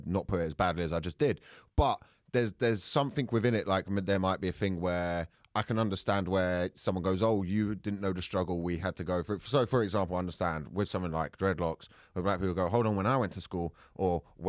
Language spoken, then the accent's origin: English; Luton, East of England, United Kingdom; somebody said to me, where are you really from? And I went, Luton. And then they went, no, where are you really from? And I went, Luton.